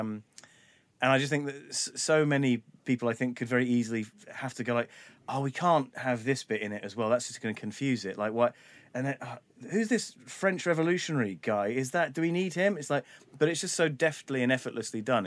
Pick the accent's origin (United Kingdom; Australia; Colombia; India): United Kingdom; London; I was a little white kid growing up in North London